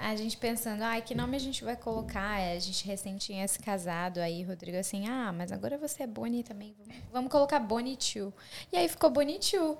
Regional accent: Blumenau, Santa Catarina, Brazil; born or raised there; moved away as an adult; also born or lived in Curitibanos / São José do Cerrito; now in Australia

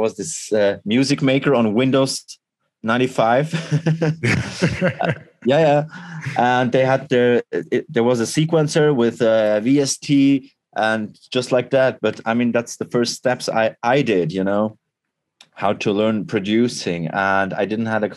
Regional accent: Switzerland; I'm from Switzerland

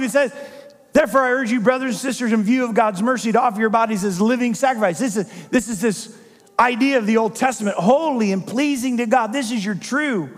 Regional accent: Midwest, United States; I come from the Midwest

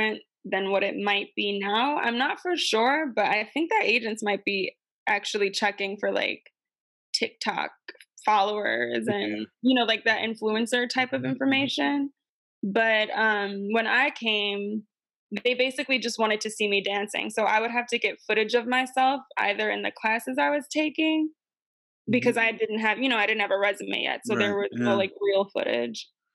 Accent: Buffalo, New York, United States; moved away as an adult; also born or lived in Chicago; now in Los Angeles, United States; my hometown, Buffalo

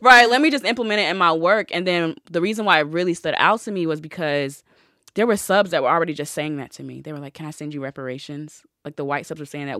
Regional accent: North Carolina, United States; I'm from a country town. I'm from North Carolina. So I went to, like, a white country, southern school

